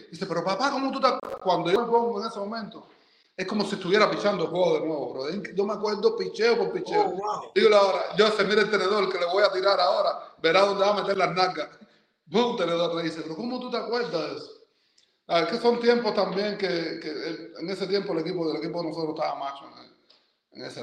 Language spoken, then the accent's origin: Spanish; Cuba; los que estamos de lado acá somos cubanos. Somos cubanos que en el momento decidimos venir para acá